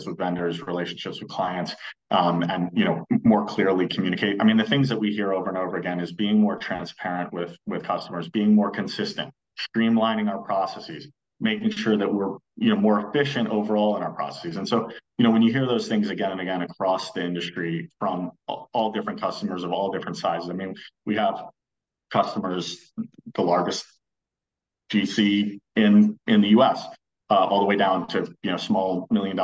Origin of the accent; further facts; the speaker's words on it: Maryland, United States; I grew up in Maryland